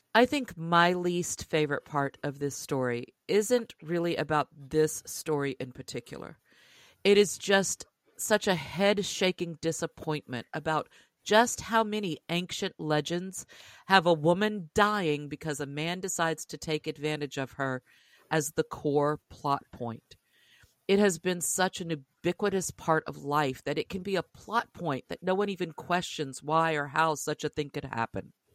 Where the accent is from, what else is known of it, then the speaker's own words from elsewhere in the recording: Louisiana, United States; growing up in Louisiana